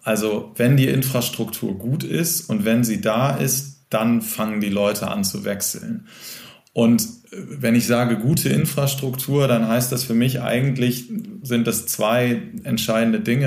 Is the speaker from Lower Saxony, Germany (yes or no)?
yes; Cuxhaven, Lower Saxony, Germany; now in Hamburg, Germany; aus meiner Heimatstadt, aus Cuxhaven